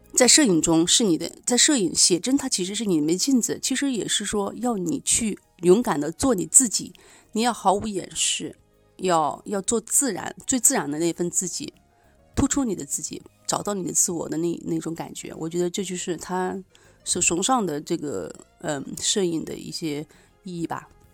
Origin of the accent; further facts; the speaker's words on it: Nanjing, Jiangsu, China; 我来自南京